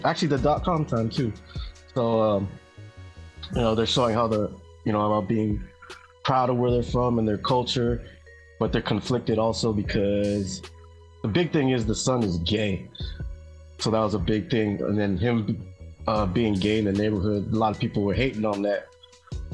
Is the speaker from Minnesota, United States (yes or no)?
no; San Francisco, California, United States; born and raised in San Francisco